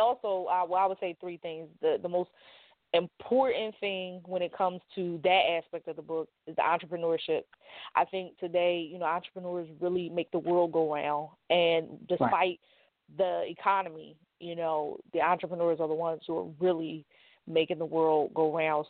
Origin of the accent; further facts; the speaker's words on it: Philadelphia, Pennsylvania, United States; I am from North Philadelphia, born and raised